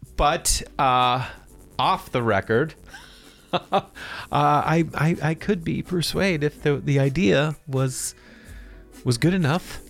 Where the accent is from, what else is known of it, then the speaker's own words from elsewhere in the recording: Boston, Massachusetts, United States; I'm from Boston.